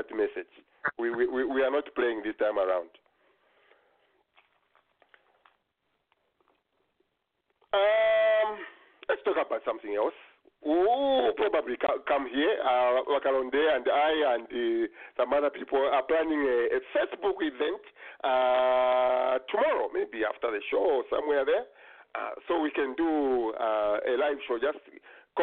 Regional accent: Kitwe, Copperbelt Province, Zambia; when I grew up in Kitwe, in Mindoro there

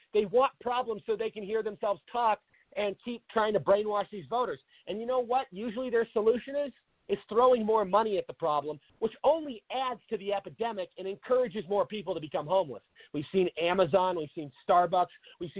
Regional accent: Seattle, Washington, United States; moved away as an adult; now in Arizona, United States; everybody knows I'm from Seattle. I grew up there, moved down to Arizona about 8 years ago.

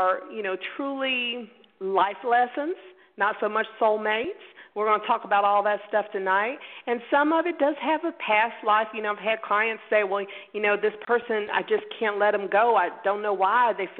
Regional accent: Pensacola, Florida, United States; I was born in Pensacola, Florida. You know, we're in the Bible Belt

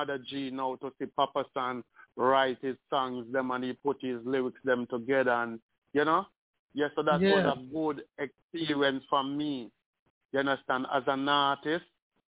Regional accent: Spanish Town, Saint Catherine, Jamaica; I'm from Spanish Town

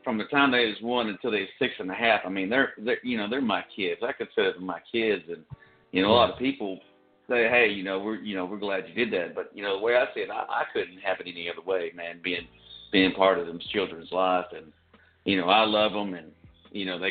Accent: Hackett, Arkansas, United States; moved away as an adult; also born or lived in Arlington, Texas; now in Tyler, United States; I'm originally from Hackett, Arkansas, small, out in the sticks, out in the country. And then I was born and raised there

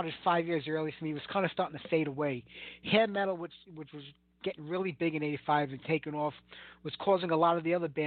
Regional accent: New York City, New York, United States; accent: heavy Brooklyn; my heavy Brooklyn accent

